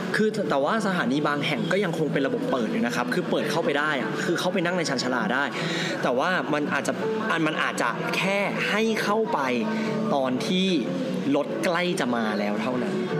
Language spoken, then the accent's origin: Thai; Phichit, Thailand; moved away; กลับบ้านที่พิจิตร